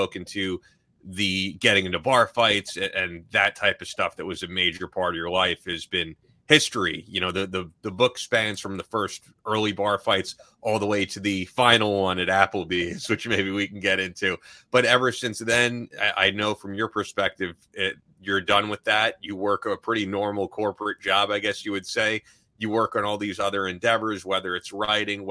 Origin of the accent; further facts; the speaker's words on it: New York, United States; I'm not from Georgia. I'm from New York